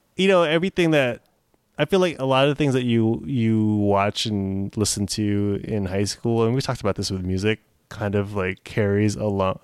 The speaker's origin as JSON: {"language": "English", "town": "Fremont", "region": "California", "country": "United States", "tie": "born or raised there", "said": "growing up in Fremont, I obviously don't know anything about the hood"}